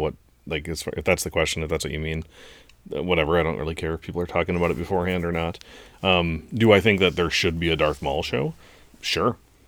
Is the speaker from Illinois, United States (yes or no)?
yes; Chicago, Illinois, United States; Hint, I'm from Chicago, which is a pretty big hint.